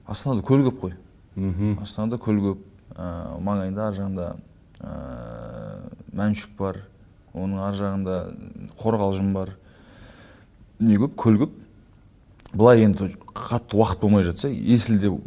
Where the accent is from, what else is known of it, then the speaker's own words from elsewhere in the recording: Almaty, Kazakhstan; moved away as an adult; now in Astana, Kazakhstan; алматыда туып өскеннен кейін